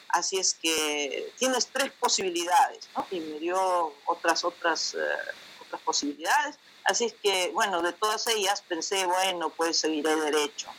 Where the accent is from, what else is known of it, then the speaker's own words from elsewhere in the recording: Jauja, Junín, Peru; moved away as an adult; also born or lived in Huancayo, Peru / Lima, Peru; now in Netherlands; si bien nací en Huancayo, mis padres trabajaban como docentes en Jauja. Entonces yo pasé los primeros años de mis primeros años toda la primaria en Jauja y después eh, para la secundaria me trasladé a Huancayo